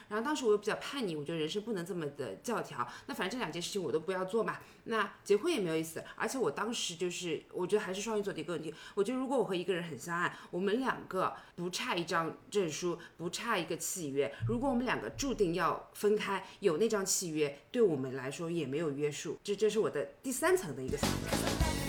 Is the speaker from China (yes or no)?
yes; China; 我在国内的这个环境开，成长起来的